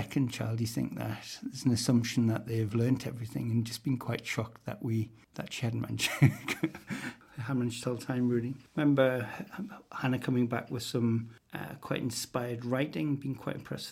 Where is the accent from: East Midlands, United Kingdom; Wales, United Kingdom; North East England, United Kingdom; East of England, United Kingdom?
North East England, United Kingdom; North Shields; growing up in North Shields